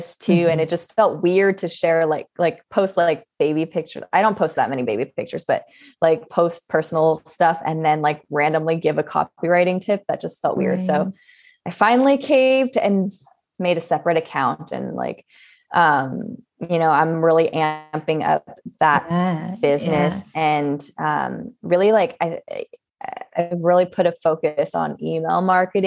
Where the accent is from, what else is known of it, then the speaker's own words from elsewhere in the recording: Southern California, United States; growing up in Southern California